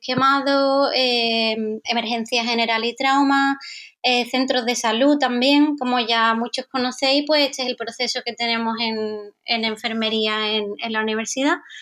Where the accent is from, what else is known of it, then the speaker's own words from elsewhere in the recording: Andalusia, Spain; yo soy española, eh, soy de Andalucía